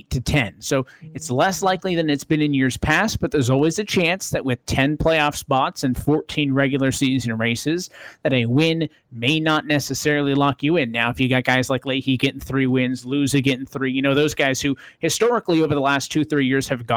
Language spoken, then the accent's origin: English; Las Vegas, Nevada, United States; It's my hometown track